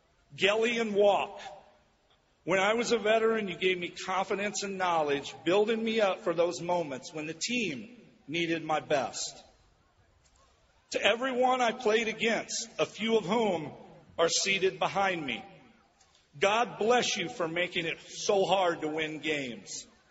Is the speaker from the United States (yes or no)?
yes; Peoria, Illinois, United States; the dream I had as a little boy growing up in Peoria did not live in my head, it lived in my heart. I still can't believe this has happened to me, a 13-round draft pick out of Central Illinois.